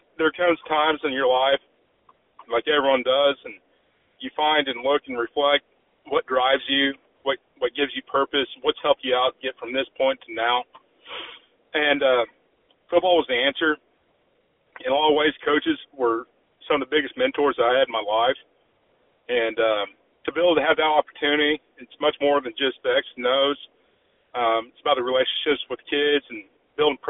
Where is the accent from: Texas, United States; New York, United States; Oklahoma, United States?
Oklahoma, United States; Edmond; moved away as an adult; also born or lived in Kalamazoo, Michigan / Hays, Kansas / Wisconsin; I grew up in Edmond, Oklahoma